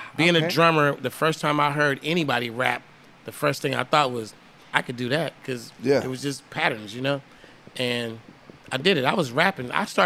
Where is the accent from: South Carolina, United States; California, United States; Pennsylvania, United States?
California, United States; I'm like, I'm from California.